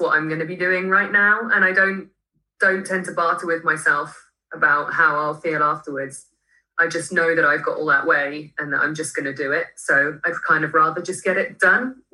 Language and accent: English; Marlow, South East England, United Kingdom; I grew up near rivers on the Thames in Marlow